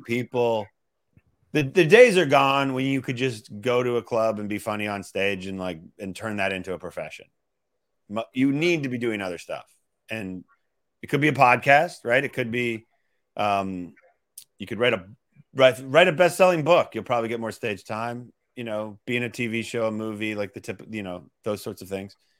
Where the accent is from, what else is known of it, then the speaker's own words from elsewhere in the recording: Calgary, Alberta, Canada; moved away as an adult; also born or lived in Toronto, Canada / Boston, United States; now in New York, United States; I went to high school in Toronto, but I grew up in Western Canada